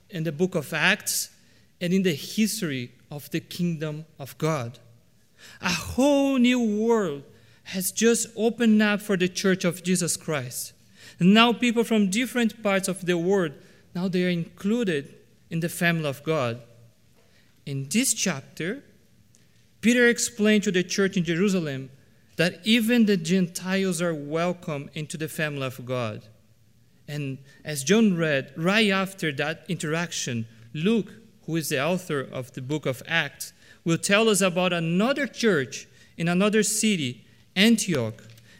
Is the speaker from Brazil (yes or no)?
yes; Brazil; As you might know, I was born and raised in Brazil. And one thing that probably every Brazilian would agree with is that beans are supposed to be a savory dish.